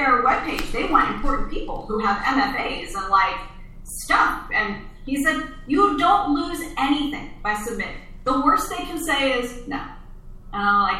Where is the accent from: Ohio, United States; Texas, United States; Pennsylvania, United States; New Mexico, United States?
Pennsylvania, United States; Pennsylvania Dutch country, United States; now in Los Angeles, United States; I grew up out in Pennsylvania, Dutch country